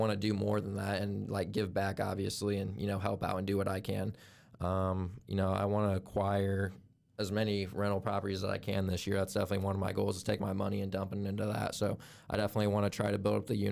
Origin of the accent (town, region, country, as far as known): Albion, Indiana, United States; born or raised there